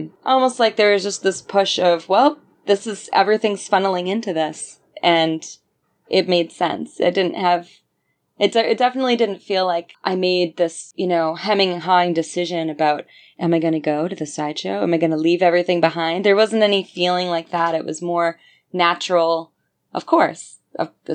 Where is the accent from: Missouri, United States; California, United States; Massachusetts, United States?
Massachusetts, United States; Brockton; moved away as an adult; also born or lived in Boston, Massachusetts; now in New York, United States; I grew up in Brockton, Massachusetts, which is a little bit south of Boston